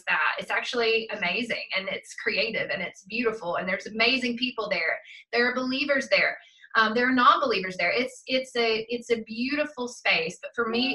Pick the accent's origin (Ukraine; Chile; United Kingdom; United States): United States; South Georgia; growing up in South Georgia